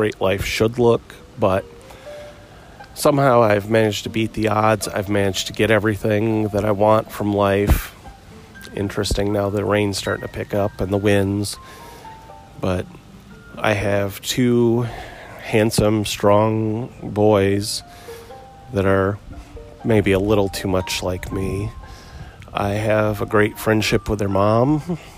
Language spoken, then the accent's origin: English; Muskegon, Michigan, United States; now in Maryville, United States; I grew up in Muskegon, Michigan, on Lake Michigan, you know, 45 years ago